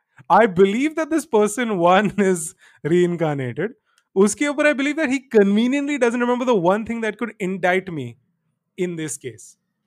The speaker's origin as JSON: {"language": "English", "country": "India", "said": "we shouldn't do live-in because I'm an Indian girl and all this stuff."}